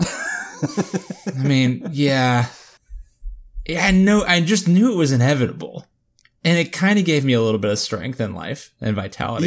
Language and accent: English; Florida, United States